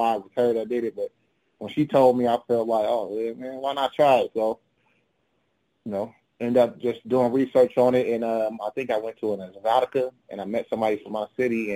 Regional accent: Chicago, Illinois, United States; I am originally from Chicago, Illinois.

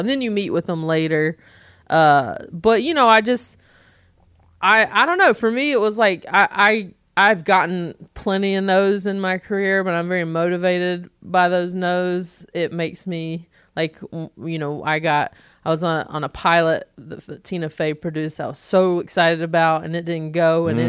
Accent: the South, United States; I'm like, well, I'm from the South.

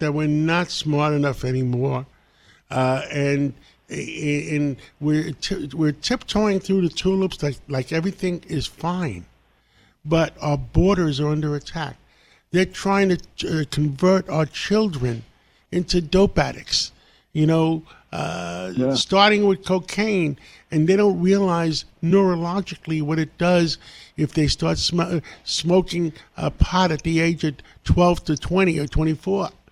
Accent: New York City, New York, United States; English is a second language; I grew up in Harlem I had nothing. English was my second language.

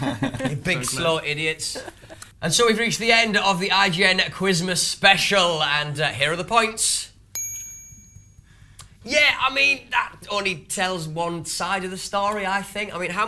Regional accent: Wales, United Kingdom; Because I'm Welsh.

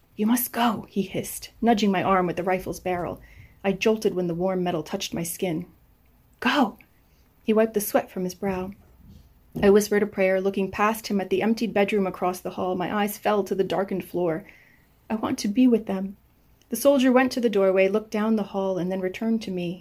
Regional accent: United States; I was raised in the United States. I was born and raised here

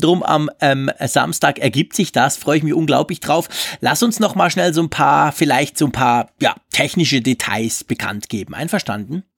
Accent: Switzerland; Ich als Schweizer

